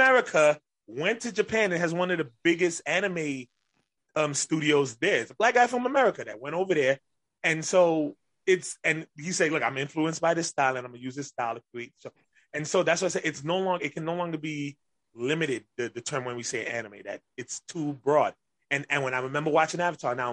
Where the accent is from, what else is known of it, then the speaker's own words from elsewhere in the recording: Grenada; my family's West Indian, so, and I'm from Grenada